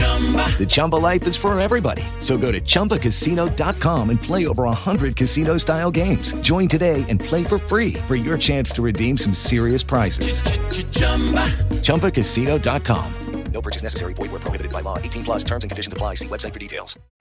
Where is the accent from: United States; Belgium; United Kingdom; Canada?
United States; as Americans